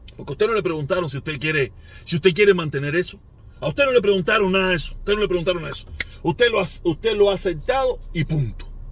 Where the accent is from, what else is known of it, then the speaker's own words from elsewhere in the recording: Cuba; moved away as an adult; now in United States; me fui de Cuba